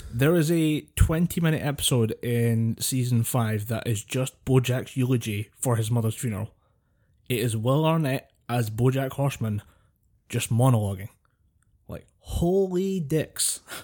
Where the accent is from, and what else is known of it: Scotland, United Kingdom